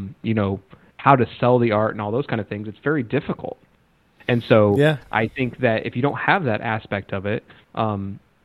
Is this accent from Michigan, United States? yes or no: no; Ottawa, Kansas, United States; moved away as an adult; now in Los Angeles, United States; I'm from a small town. Like I graduated from Ottawa, Kansas